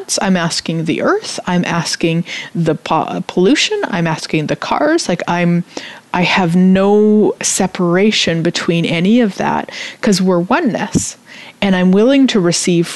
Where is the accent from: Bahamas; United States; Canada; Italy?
Canada; I'm Canadian